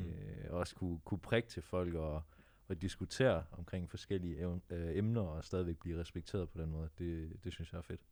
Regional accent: Jutland, Denmark; now in Copenhagen, Denmark; jeg er oprindeligt fra Jylland

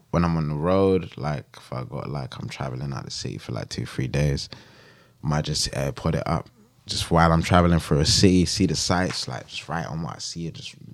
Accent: Jamaica; now in United Kingdom; I'm Jamaican. My my country built the fucking back of this whole fucking shit.

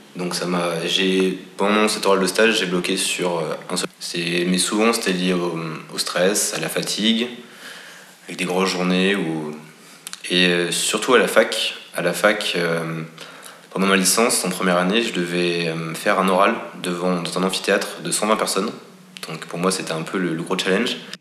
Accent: France; je suis français

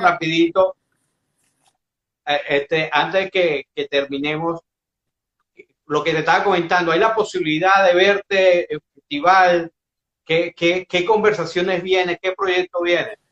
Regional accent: Venezuela; Yo soy como buen venezolano

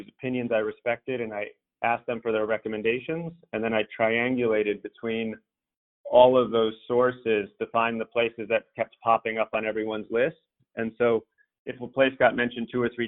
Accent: New York, United States; I was a little self-conscious about my accent because I'm a, you know, American New Yorker

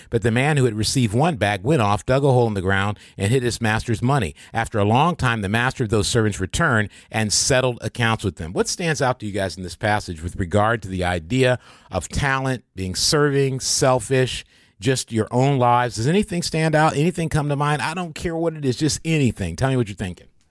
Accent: Michigan, United States; also born or lived in Kansas; I was born in Kansas. I didn't grow, I grew up in Michigan

